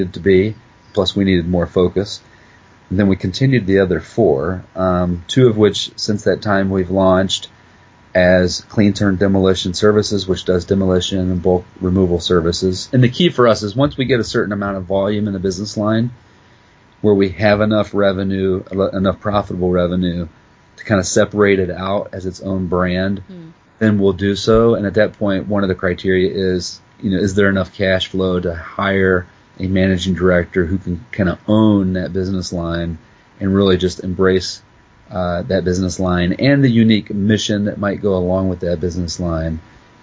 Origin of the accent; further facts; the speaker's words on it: West Virginia, United States; I was in a little trailer park with my dad in West Virginia, so I grew up in Appalachian poverty